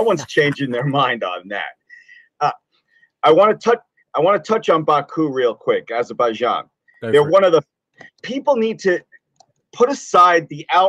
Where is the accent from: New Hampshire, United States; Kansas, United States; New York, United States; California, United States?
New York, United States; I'm calling you from New York.